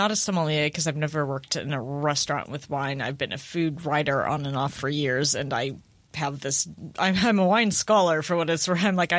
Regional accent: St. Louis, Missouri, United States; I'm from St. Louis.

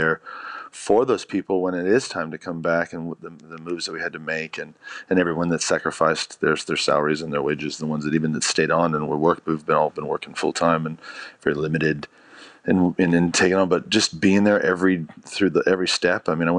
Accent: United States; moved away as an adult; now in Australia; I was in the States and I grew up in America and went through, you know, 2008.

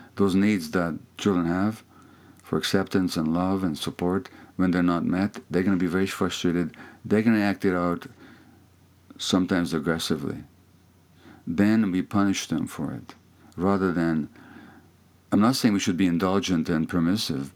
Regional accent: Hungary; first language Hungarian; English is a second language; moved away; that's my native language, my mother tongue, although I I'm more fluent in English now

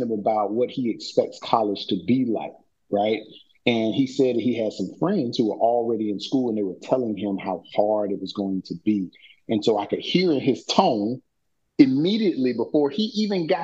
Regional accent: Orlando, Florida, United States; where we grew up in Orlando

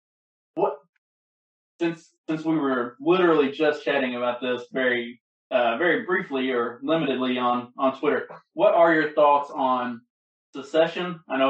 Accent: Kentucky, United States; accent: country; also born or lived in Arkansas / Mississippi / Louisiana; now in Indiana, United States; I'm in Indiana and I'm from Kentucky, this part of the world is a lot different from Arkansas, Mississippi, Louisiana, where I also lived for a long time.

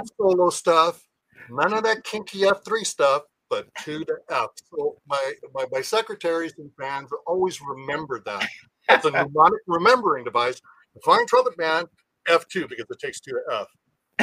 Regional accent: Oceanside, California, United States; I was born in San Diego County in Oceanside. So I'm a native.

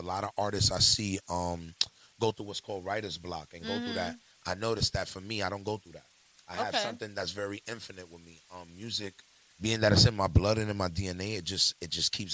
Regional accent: New York City, New York, United States; I'm from the Bronx, New York

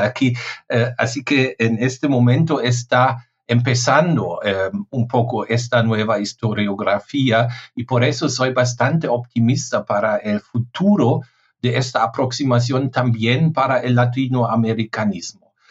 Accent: Germany; Spanish is a second language; mi país

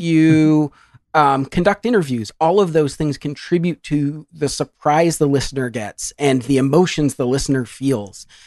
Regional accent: Ann Arbor, Michigan, United States; I grew up in Ann Arbor, Michigan

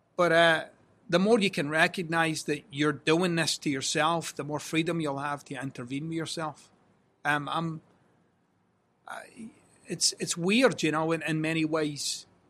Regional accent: Scotland, United Kingdom; I'm Scottish

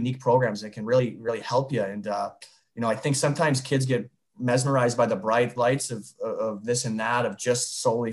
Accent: Northern Michigan, United States; now in Tampa, United States; I'm from Northern Michigan

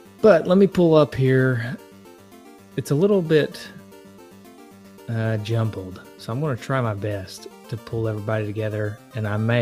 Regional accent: Tennessee, United States; I'm just a dumb hick from Tennessee

